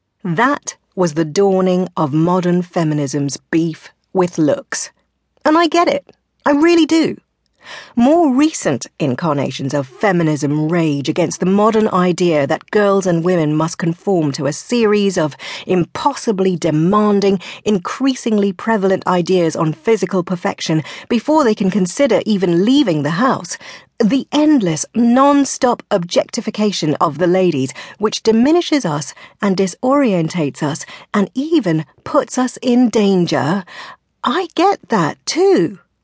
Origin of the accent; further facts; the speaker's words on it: South West England, United Kingdom; I grew up in Devon in the 70s and 80s, in an environment you'd probably describe as provincial and the teeniest bit insular, and certainly not as a hotbed of feminist activity.